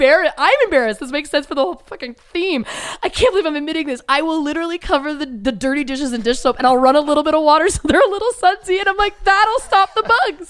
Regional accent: Belleville, Ontario, Canada; moved away as an adult; also born or lived in Toronto; now in Los Angeles, United States; my hometown, Belleville, Ontario, Canada

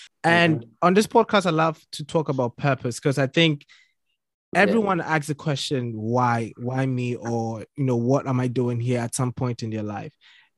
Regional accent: Ghana; I was raised in Ghana

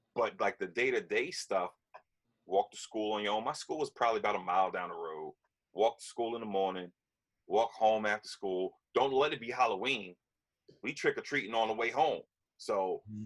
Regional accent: Yonkers, New York, United States; I grew up in Yonkers

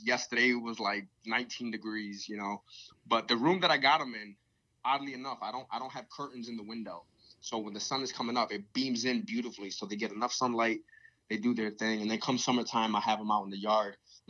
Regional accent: Pennsylvania, United States; born there; I'm like, I was born in Pennsylvania. What else do you want?

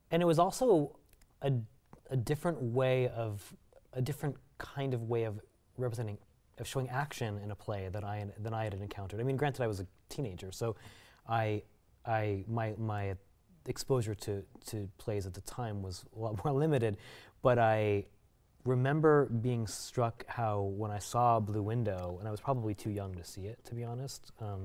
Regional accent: Costa Mesa, California, United States; I grew up in Costa Mesa, California

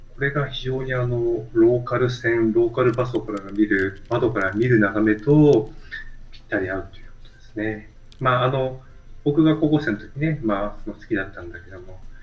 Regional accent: Tokyo, Japan; 東京で生まれ育った人間なんで

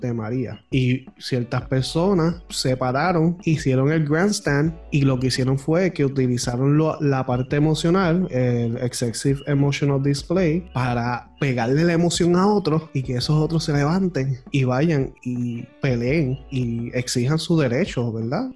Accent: Puerto Rico; Tú y yo somos del pueblo de Calle en Puerto Rico

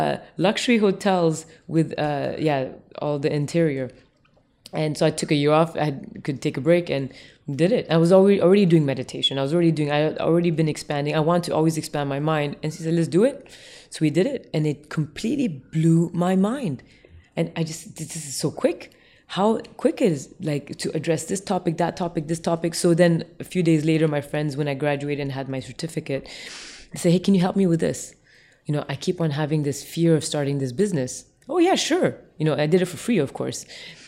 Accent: Tokyo, Japan; also born or lived in Jakarta, Indonesia; because I grew up in the East as well, in Tokyo and Jakarta

